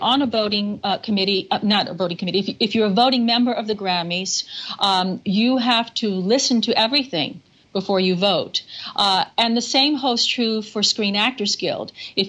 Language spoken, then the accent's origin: English; New Orleans, Louisiana, United States; now in New York, United States; I grew up with the funeral processions, and then the Cajun influence. And I'm Cajun French, so we're used to dancing to happy music.